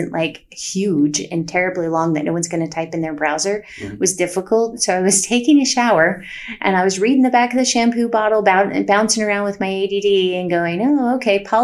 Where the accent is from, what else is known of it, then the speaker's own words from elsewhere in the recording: Utah, United States; We run it up in Park City, Utah. I'm from Utah originally, so I like to take people back to the mountains.